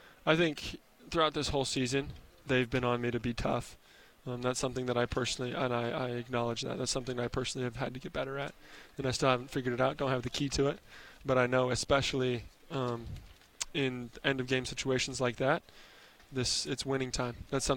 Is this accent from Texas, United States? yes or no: no; Nyssa, Oregon, United States; born there